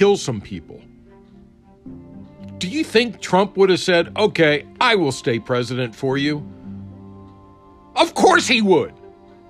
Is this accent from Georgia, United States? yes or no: no; Prince George's County, Maryland, United States; I grew up in Prince George's County, Maryland.